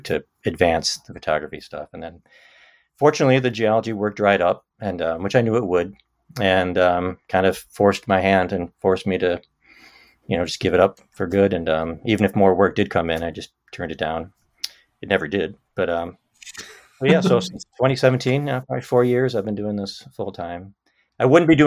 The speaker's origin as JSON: {"language": "English", "town": "Syracuse", "region": "New York", "country": "United States", "tie": "born or raised there", "moved": "as an adult", "said": "I live in upstate New York, central New York, in Syracuse, which is my hometown"}